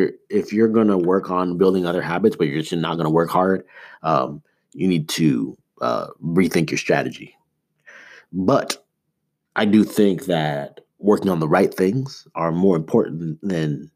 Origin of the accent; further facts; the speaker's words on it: Toronto, Ontario, Canada; growing up in Toronto